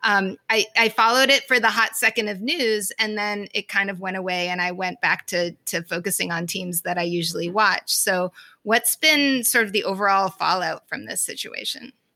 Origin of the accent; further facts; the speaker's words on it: Boston, Massachusetts, United States; as a Bostonian